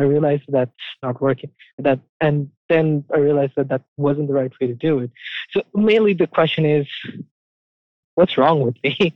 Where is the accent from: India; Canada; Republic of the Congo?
India; moved away as an adult; now in United States; I grew up in India and I only moved here like three years ago